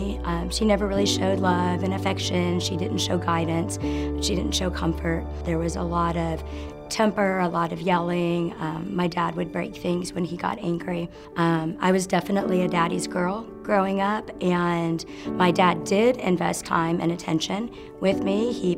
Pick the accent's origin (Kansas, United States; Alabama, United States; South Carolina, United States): Kansas, United States; Wichita; born there; I was born in Wichita, Kansas. I am an Air Force brat, if you will. Growing up on the base, it was a different time of life